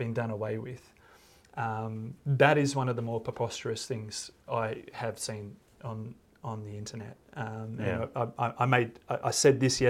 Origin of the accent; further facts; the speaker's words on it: Australia; I'm an Aussie